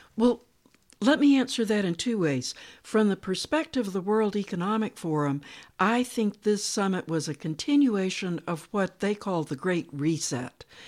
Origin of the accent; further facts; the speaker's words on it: United States; also born or lived in North Carolina; I needed to go back to the United States and work within my own culture